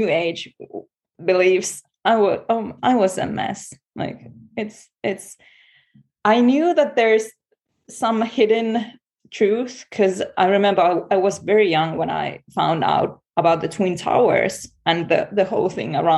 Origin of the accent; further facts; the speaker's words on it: Finland; I'm from Finland, and in Finland we're not Catholics, we're Lutheran